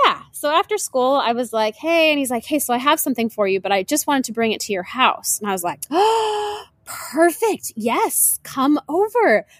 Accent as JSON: {"language": "English", "region": "Washington", "country": "United States", "tie": "born or raised there", "moved": "yes", "lives_now": "South Florida, United States", "said": "I grew up in Washington State"}